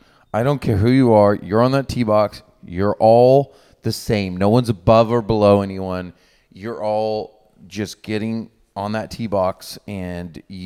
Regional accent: Oklahoma, United States; I'm from Oklahoma.

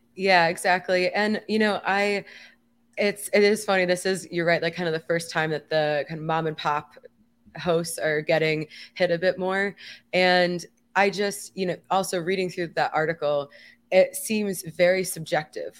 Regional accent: Miami, Florida, United States; in my hometown

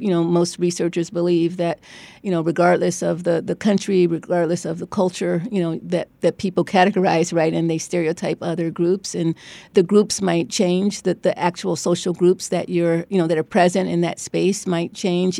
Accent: Cleveland, Ohio, United States; moved away as an adult; also born or lived in Beachwood, Ohio / New Haven, Connecticut; now in Stanford, United States; I grew up in Cleveland in an all-black neighborhood

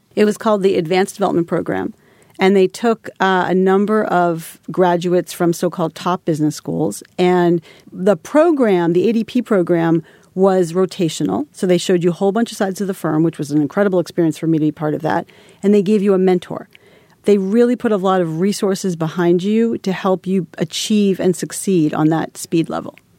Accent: Holliston, Massachusetts, United States; I was this, like, little girl from a small town. I'm from Holliston, Massachusetts.

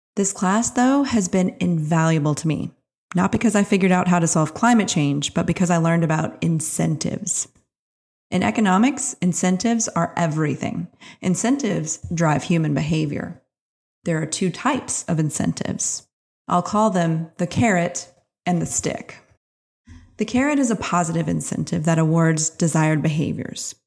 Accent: New Orleans, Louisiana, United States; My hometown, New Orleans

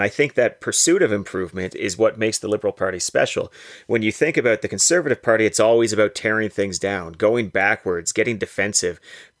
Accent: Canada; I'm a Canadian who wants Canada to continue to do great things on the world stage.

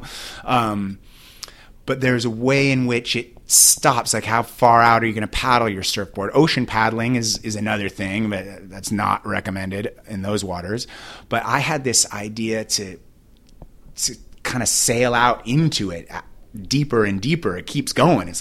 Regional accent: Newport Beach, California, United States; Growing up in Newport Beach

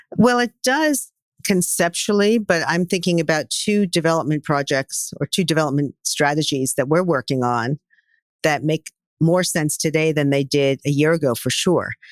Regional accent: New York City, New York, United States; I am a born and bred New Yorker.

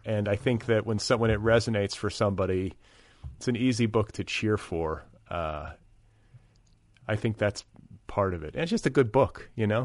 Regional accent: Milwaukee, Wisconsin, United States; now in Los Angeles, United States; I'm from Milwaukee, eh, in the Midwest, but my home is in Los Angeles

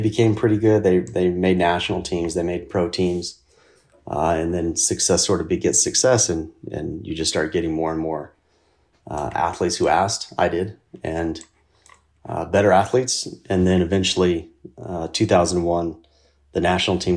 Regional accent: Casper, Wyoming, United States; my hometown, which was Casper, Wyoming

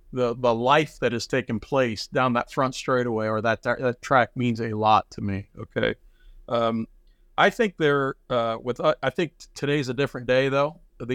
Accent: Midwest, United States; I put a lot of it to kind of how we were raised in the Midwest, or the work mentality.

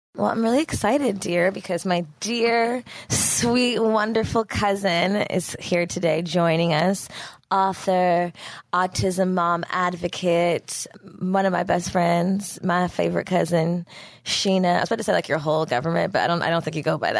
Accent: the Valley, California, United States; I'm very much a Valley girl. California, bitch. I have deep Philly roots

